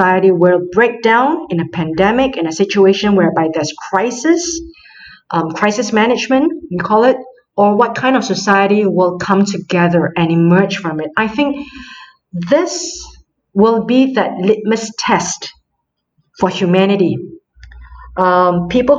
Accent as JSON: {"language": "English", "country": "Singapore", "moved": "as an adult", "lives_now": "France", "said": "I come from Singapore"}